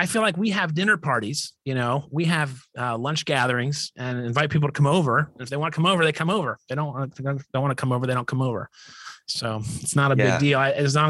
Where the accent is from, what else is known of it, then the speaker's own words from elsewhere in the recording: New Orleans, Louisiana, United States; because I'm religious, because I'm Catholic. I'm from New Orleans.